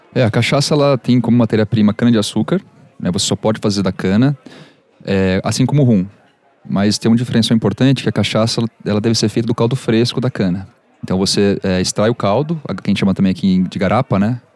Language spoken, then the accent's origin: Portuguese; Brazil; eu, como brasileiro